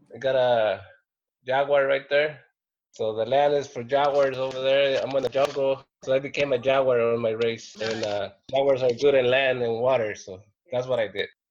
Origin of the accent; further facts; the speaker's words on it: Mexico; I'm from Mexico. It's my land